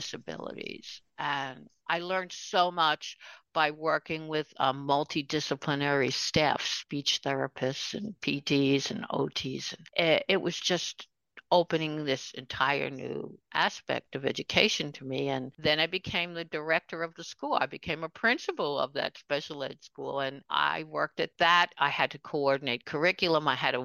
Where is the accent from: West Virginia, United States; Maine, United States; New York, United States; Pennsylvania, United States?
New York, United States; New York City; I grew up in Queens.